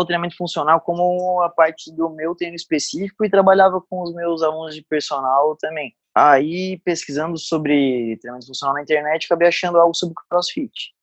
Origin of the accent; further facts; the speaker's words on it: Araranguá, Santa Catarina, Brazil; moved away; also born or lived in Florianópolis; Nasci em Arananguá, subestado aqui de Santa Catarina